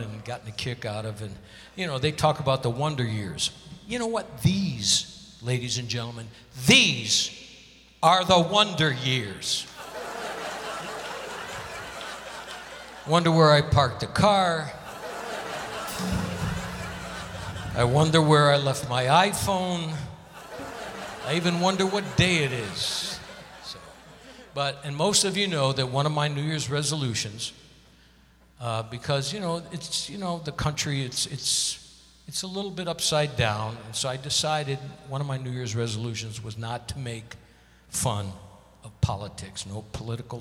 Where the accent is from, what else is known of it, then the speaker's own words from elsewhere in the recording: Connecticut, United States; moved away; I got to see Broadway shows all the time when I grew up in Connecticut